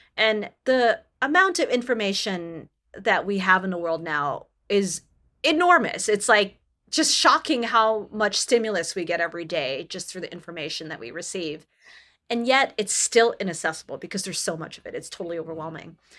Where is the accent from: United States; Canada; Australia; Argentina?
Canada; I come from Canada